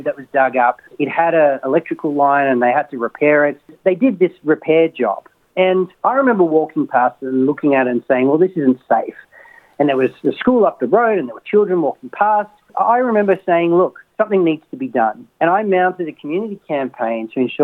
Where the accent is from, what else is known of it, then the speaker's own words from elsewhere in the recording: Sydney, New South Wales, Australia; I was born in Sydney. I'm a Masada College graduate.